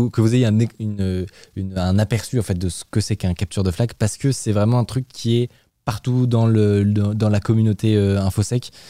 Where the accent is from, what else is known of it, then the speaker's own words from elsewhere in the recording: France; Bah, Après, on est français